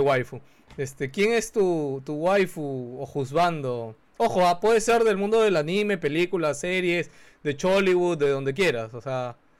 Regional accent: Peru; La cultura peruana también es mucho de eso, o sea, nuestros padres

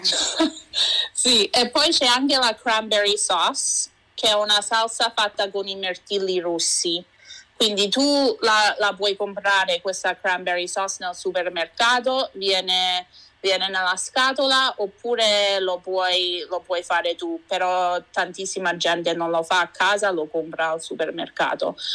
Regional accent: Vancouver, British Columbia, Canada; also born or lived in Sperlonga, Lazio, Italy (parents' origin); sono nata e cresciuta qui a Vancouver

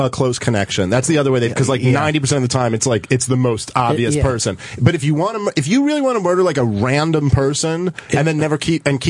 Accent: New York City, New York, United States; growing up in Brooklyn

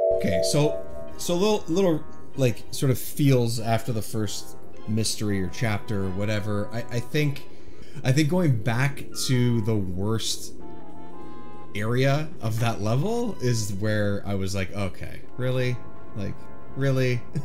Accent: Toronto area, Ontario, Canada; born or raised there

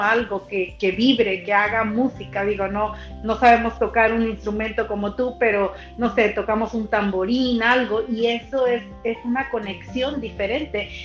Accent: Mexico; soy mexicana

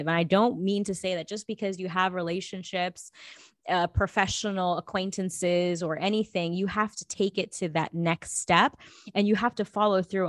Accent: Los Angeles, California, United States; also born or lived in New Delhi, India; I was born in New Delhi and I immigrated in Los Angeles when I was about two and a half, three years old

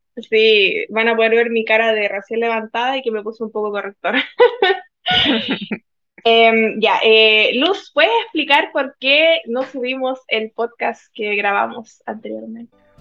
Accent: Chile; moved away as an adult; also born or lived in Spain; now in South Korea; me siento chilena

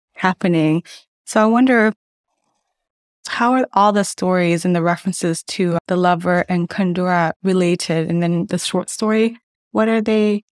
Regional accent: United States; moved away as an adult; now in Hanover, Germany; I was born and raised in the United States

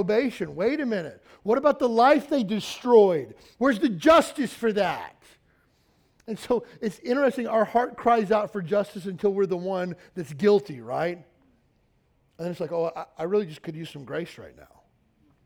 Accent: Kentucky, United States; moved away; I'm from Kentucky

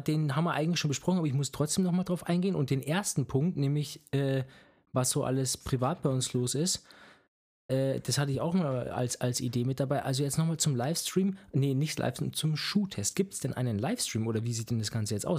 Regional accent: Bavaria, Germany; accent: Franconian; moved away as an adult; also born or lived in Erlangen; Ich bin in Bayern aufgewachsen seit meinem zweiten Lebensjahr ungefähr dort

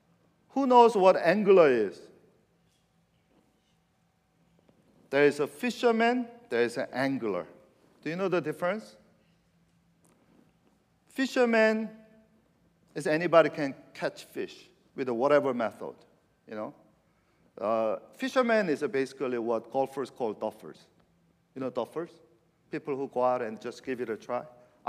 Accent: California, United States; I'm from California, and I like the redwood forest.

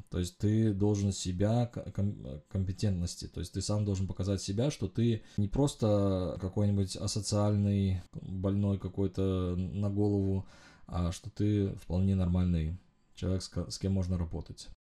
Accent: Uzbekistan; я родился в Узбекистане э, во времена конца Советского Союза. Мы жили в стране

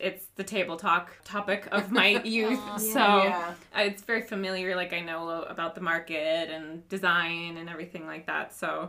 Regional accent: Vermont, United States; moved away as an adult; also born or lived in San Jose, California; we're originally from the East Coast, so I'm from Vermont.

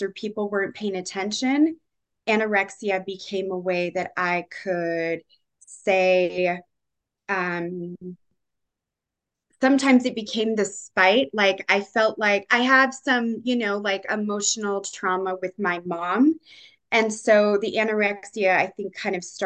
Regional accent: San Diego, California, United States; I grew up in San Diego, all over kind of the California area

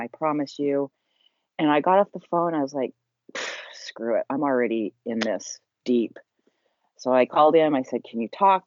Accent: Salt Lake City, Utah, United States; I was raised in Salt Lake City, Utah

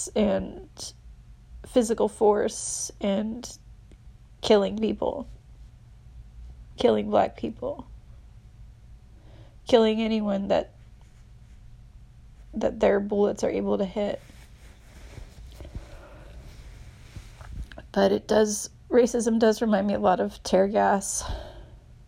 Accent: Texas, United States; moved away as an adult; now in San Francisco, United States; I was from Texas

